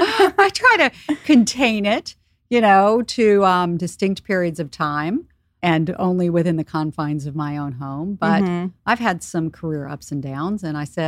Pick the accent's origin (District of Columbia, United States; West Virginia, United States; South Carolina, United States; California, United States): South Carolina, United States; Charleston; now in New York, United States; I grew up in Charleston, South Carolina, in a, you know, pretty patriarchal community where the idea and concept of working in investing or Wall Street just didn't exist. Moving to New York, that idea didn't exist.